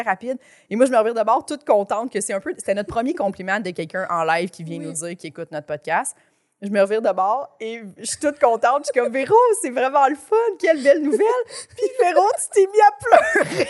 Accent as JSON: {"language": "French", "town": "Chambly", "region": "Quebec", "country": "Canada", "said": "Moi, je viens de Chambly"}